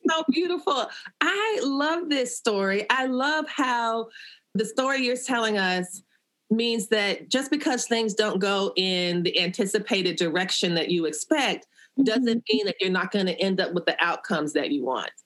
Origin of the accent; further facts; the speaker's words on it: West Palm Beach, Florida, United States; I was like a fourth generation born and raised in that community